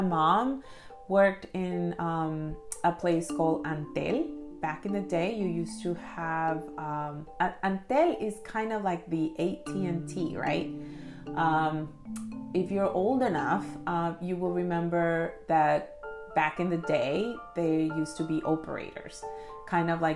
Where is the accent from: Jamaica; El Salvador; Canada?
El Salvador; now in United States; I'm an immigrant to the United States from El Salvador